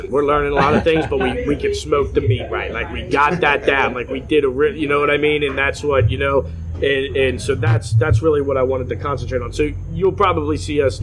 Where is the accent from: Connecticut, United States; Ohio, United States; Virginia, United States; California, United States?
Ohio, United States; Cincinnati; from Cincinnati